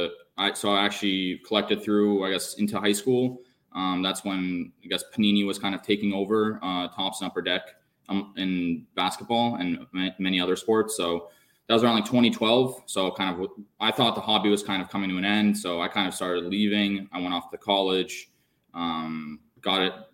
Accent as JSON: {"language": "English", "town": "Boston", "region": "Massachusetts", "country": "United States", "tie": "born or raised there", "moved": "yes", "lives_now": "New York, United States", "said": "I grew up in the Boston area, so was collecting Celtics, Patriots, Red Sox"}